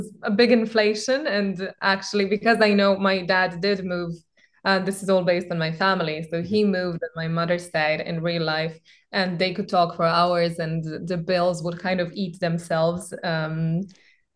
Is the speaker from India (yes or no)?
no; Belgrade, Serbia; Serbia and Belgrade, where I'm from